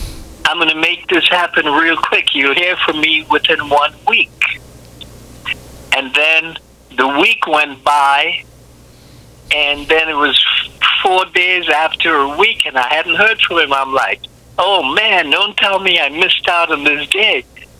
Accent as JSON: {"language": "English", "region": "New York", "country": "United States", "tie": "born or raised there", "also_born_or_lived": "Trinidad and Tobago", "moved": "yes", "lives_now": "Florida, United States", "said": "I grew up in New York."}